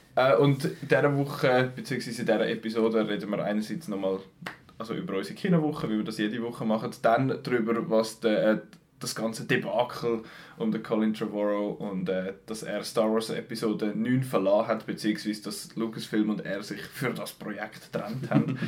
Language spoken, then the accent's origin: German; Switzerland; bei uns in der Schweiz